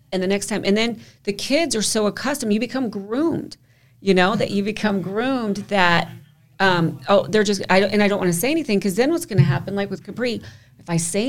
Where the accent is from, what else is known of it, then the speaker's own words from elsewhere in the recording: the South, United States; I grew up in the South